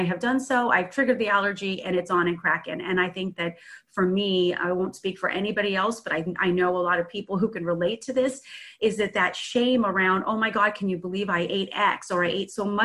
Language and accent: English; San Francisco Bay Area, California, United States; I'm from the San Francisco Bay Area.